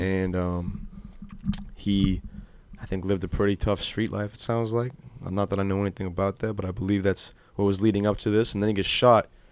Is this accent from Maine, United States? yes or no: yes; Old Orchard Beach, Maine, United States; born or raised there